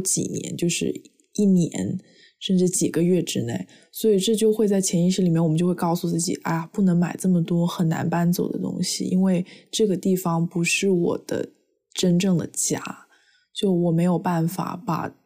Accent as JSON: {"language": "Chinese", "country": "China", "tie": "born or raised there", "moved": "yes", "lives_now": "United States", "said": "我作为一个在中国长大的孩子，我一直学的就是要节约，不要浪费"}